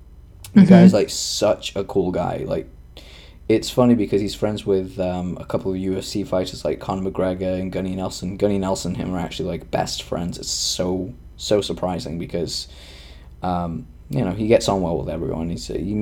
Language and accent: English; Tanzania; English is a second language; I'm from Tanzania